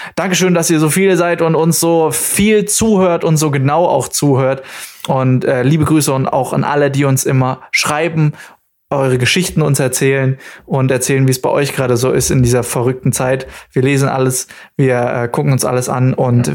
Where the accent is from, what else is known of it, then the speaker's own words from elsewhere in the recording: near the Bavarian border, Baden-Württemberg, Germany; accent: Swabian; ich bin aufgewachsen an der bayerischen Grenze, so direkt neben uns ist und da gibt es ja auch ganz viele verschiedene Dialekte.